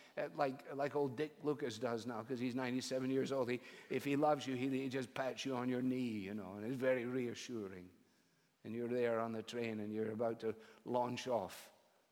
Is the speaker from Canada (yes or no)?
no; Scotland, United Kingdom; Eric Little was one of my heroes, I guess, as a Scottish boy.